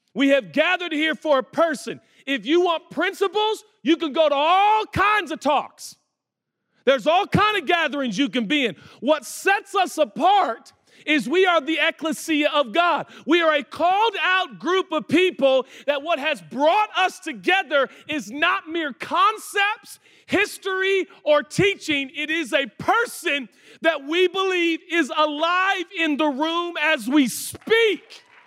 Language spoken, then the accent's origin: English; United States; It's called being American, and I'm proud to be one.